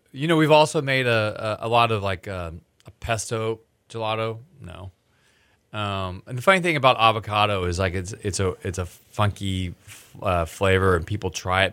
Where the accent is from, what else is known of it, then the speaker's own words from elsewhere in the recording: Texas, United States; I'm from Texas, and I was the only American gonna be there.